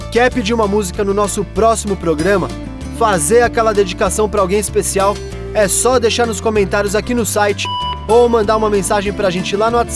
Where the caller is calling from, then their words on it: São Paulo, Brazil; sou de São Paulo.